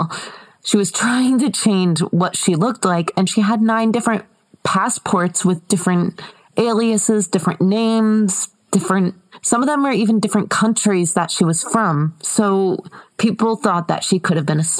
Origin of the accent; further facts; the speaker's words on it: United States; I'm American